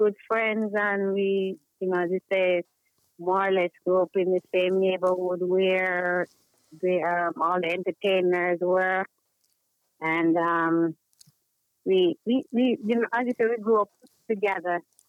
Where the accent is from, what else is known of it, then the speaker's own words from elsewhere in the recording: Kingston, Jamaica; I'm from Kingston, 13.